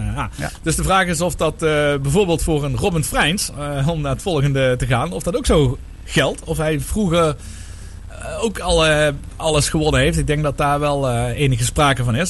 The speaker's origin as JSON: {"language": "Dutch", "country": "Netherlands", "said": "als Nederlanders"}